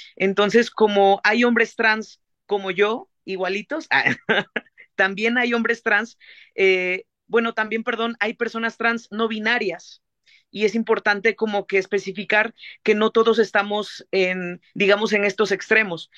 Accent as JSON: {"language": "Spanish", "town": "Xalapa", "region": "Veracruz", "country": "Mexico", "tie": "born or raised there", "also_born_or_lived": "Mexico City", "said": "Yo soy de Jalapa, Veracruz"}